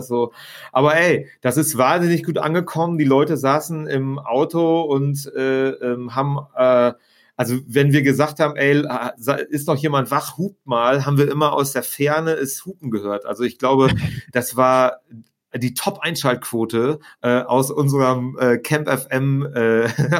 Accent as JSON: {"language": "German", "area": "Vreden", "region": "North Rhine-Westphalia", "country": "Germany", "tie": "born or raised there", "also_born_or_lived": "Barcelona", "moved": "as an adult", "lives_now": "Münster, Germany", "said": "eigentlich bin ich äh, in einem kleinen äh, Örtchen namens Frieden direkt an der holländischen Grenze geboren"}